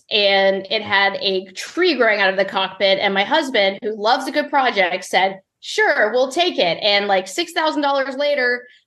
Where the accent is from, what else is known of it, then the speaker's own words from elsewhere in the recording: Mississippi, United States; born there; most people have no idea I was born in Mississippi because I don't have much of a, a, Southern accent.